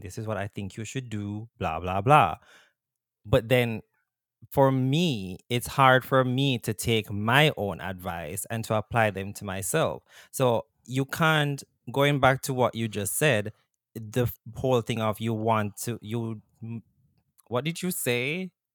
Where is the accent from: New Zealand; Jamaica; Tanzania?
Jamaica; moved away; growing up in Jamaica